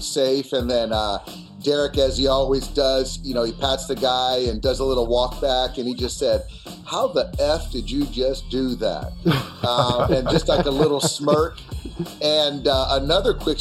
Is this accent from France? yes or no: no; San Diego, California, United States; I grew up in San Diego.